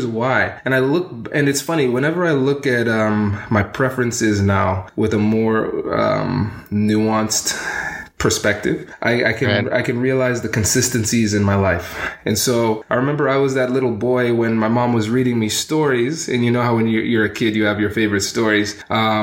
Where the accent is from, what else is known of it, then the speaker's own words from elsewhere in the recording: Tiffin, Ohio, United States; also born or lived in Livingston, New Jersey / Columbus, Ohio; I grew up in a small town called Tiffin, Ohio. So I was born in New Jersey, in Livingston, and then we ended up somehow in Tiffin, Ohio